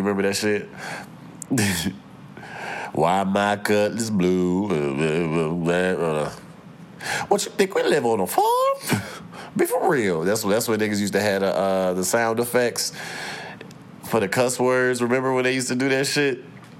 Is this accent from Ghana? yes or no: no; St. Louis, Missouri, United States; Like, I'm from St. Louis.